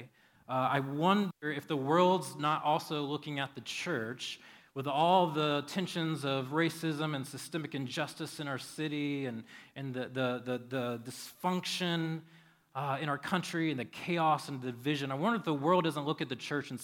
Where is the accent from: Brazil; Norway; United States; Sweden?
United States; we are American